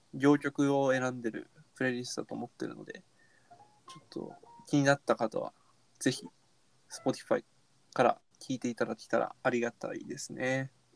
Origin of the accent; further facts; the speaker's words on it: Japan; now in Tokyo, Japan; 東京出身じゃなくて地方出身